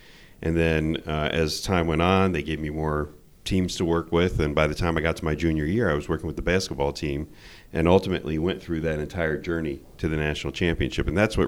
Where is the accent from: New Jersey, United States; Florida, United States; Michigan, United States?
New Jersey, United States; Kearny; So, you know, you talk about growing up in Kearney, New Jersey. I mean, for the most part, I grew up with Portuguese as the language being spoken in my home.